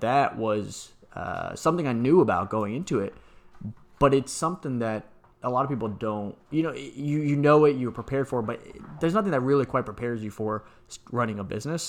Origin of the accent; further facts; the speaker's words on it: San Antonio, Texas, United States; also born or lived in Atlanta; I grew up in San Antonio